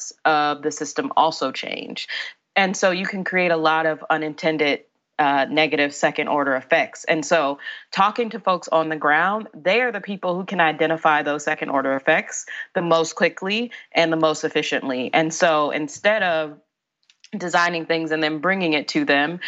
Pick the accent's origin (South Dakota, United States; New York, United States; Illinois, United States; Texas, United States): Illinois, United States; Chicago; I grew up in Inglewood in Chicago